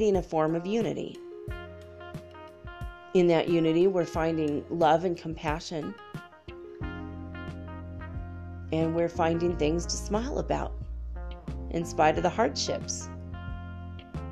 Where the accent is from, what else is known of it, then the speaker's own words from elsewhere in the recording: United States; I'm an American, you know, it's like almost like born and bred into us for 200 years.